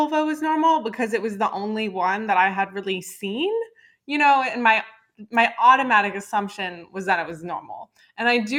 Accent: Dallas, Texas, United States; I grew up in Dallas, Texas

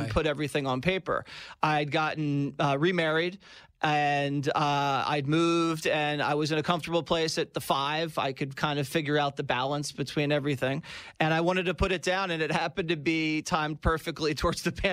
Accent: Philadelphia, Pennsylvania, United States; a young guy growing up in Philadelphia, the city of brotherly love

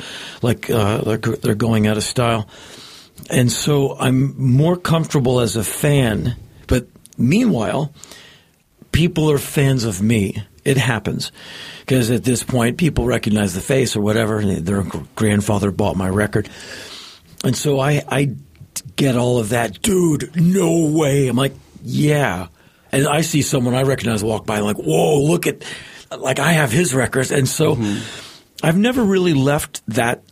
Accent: Washington, District of Columbia, United States; moved away as an adult; now in Los Angeles, United States; I grew up in Washington, right, DC

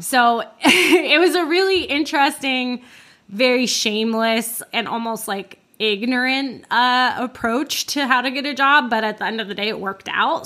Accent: Orlando, Florida, United States; I grew up in Florida

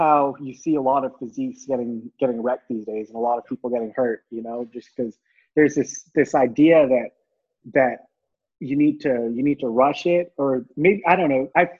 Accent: India; born there; I was born in India, and I'm of Indian descent

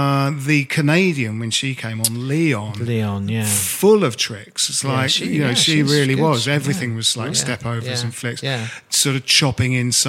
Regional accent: Bromley, London, United Kingdom; Jim and I grew up in Bromley

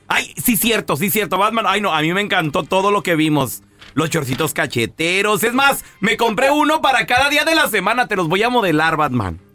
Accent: Chihuahua, Mexico; Yo soy de Chihuahua

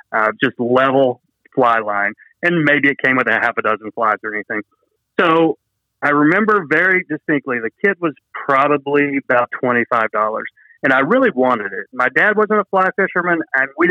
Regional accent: Dalton, Georgia, United States; also born or lived in South Carolina; in Dalton, Georgia, where I grew up in North Georgia

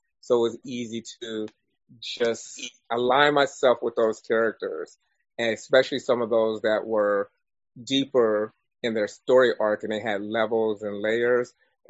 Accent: Dayton, Ohio, United States; Wow, so I am originally from Ohio. Dayton, Ohio, to be exact.

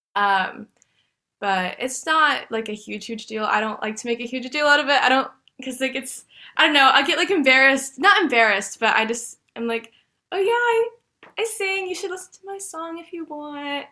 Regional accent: Dallas, Texas, United States; I was born and raised in Dallas, Texas. I've lived here my entire life

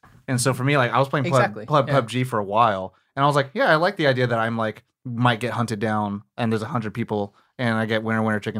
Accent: Sacramento, California, United States; now in Los Angeles, United States; So I'm not from LA. I'm from Sacramento.

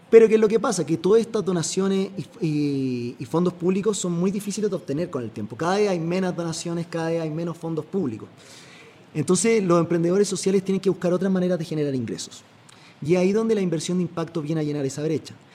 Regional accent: Chile; now in Costa Rica; soy chileno, como comprenderás por el acento

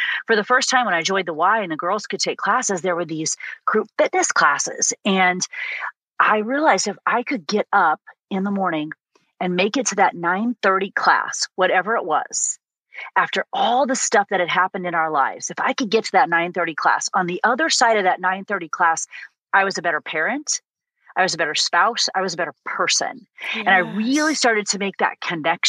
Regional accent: Illinois, United States; growing up in a tiny little town in the middle of Illinois

